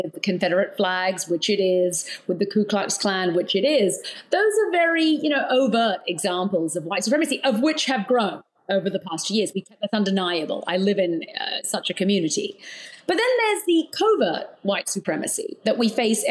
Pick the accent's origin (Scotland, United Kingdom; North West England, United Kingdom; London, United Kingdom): London, United Kingdom; moved away as an adult; also born or lived in Australia / New Zealand; now in United States; I was born in London. I've lived in Australia and New Zealand, but I've spent most of my life in the UK